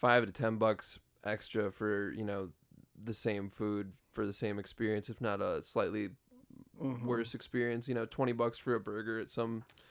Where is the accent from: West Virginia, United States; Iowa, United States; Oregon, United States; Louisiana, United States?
Iowa, United States; versus growing up in Iowa where it's like, yeah, if shit goes south, you can, you know, you still got family not too far away.